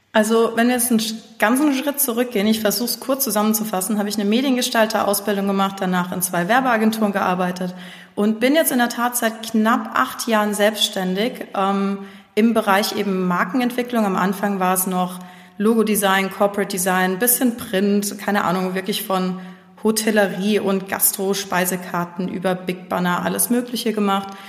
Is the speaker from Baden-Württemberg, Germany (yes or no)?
yes; Heidelberg, Baden-Württemberg, Germany; Ich komme aus Heidelberg